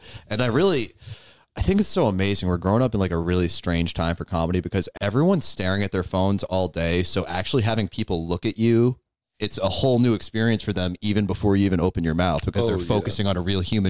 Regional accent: Newport, Rhode Island, United States; I'm from Newport, but Rhode Island in general, it's all one place.

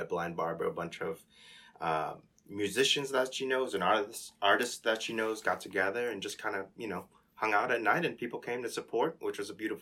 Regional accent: Chicago, Illinois, United States; I grew up in Lincoln Square.

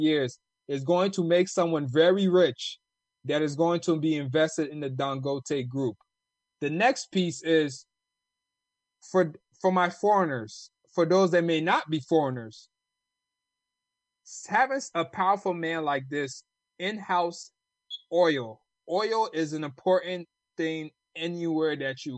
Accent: United States; accent: American; also born or lived in Ghana; my American accent

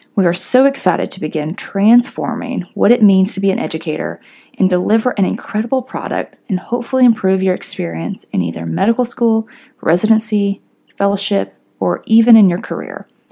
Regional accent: Fort Payne, Alabama, United States; moved away as an adult; also born or lived in Pennsylvania / New Orleans; now in Atlanta, United States; I'm originally from Fort Payne, Alabama

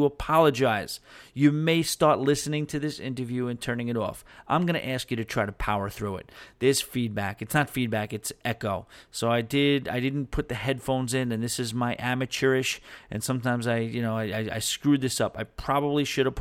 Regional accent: New York, United States; I'm from New York. I mean, native New York

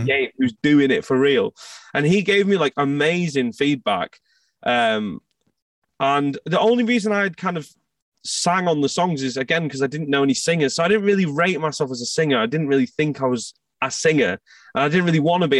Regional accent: outskirts of Manchester, North West England, United Kingdom; also born or lived in Scotland; I moved uh, to the outskirts of Manchester uh, when I was like three years old. My parents moved, so I kind of grew up in England.

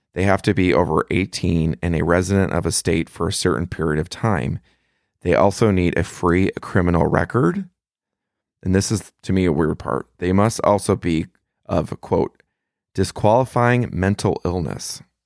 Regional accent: Melvindale, Michigan, United States; my hometown of Melvindale, Michigan

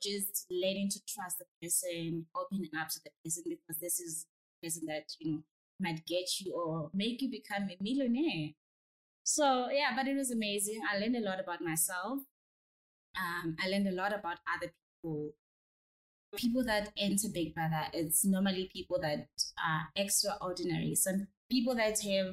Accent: Free State, South Africa; I'm originally from Free State in a very small town called Bulano

